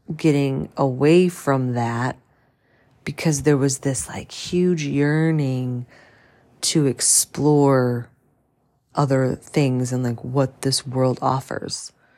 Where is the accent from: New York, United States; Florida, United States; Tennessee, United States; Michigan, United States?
Michigan, United States; St. Clair Shores; moved away; I grew up in Saint Clair's, Saint Clair Shores, Michigan, which is, you know, a, obviously a suburb of Detroit